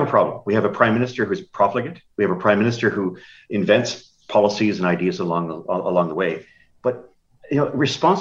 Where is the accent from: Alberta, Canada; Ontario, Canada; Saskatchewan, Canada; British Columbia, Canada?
Ontario, Canada; first language French; English is a second language; also born or lived in Manitoba; I was born here in Ontario, or in Manitoba, lived most of my time in Ontario.